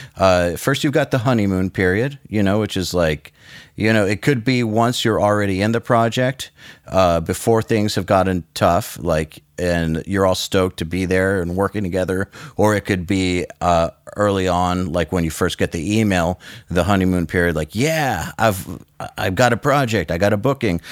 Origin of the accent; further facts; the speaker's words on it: United States; as an American producer